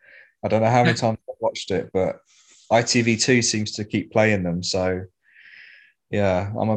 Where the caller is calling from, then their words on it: London, United Kingdom; I'm calling you from the leafy suburb of East Finchley.